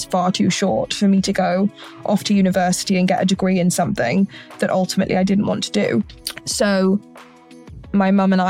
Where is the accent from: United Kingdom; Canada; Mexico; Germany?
United Kingdom; Hereford, West Midlands; moved away as an adult; now in Nashville, United States; I'm originally from Hereford in the United Kingdom, which is an incredibly small town.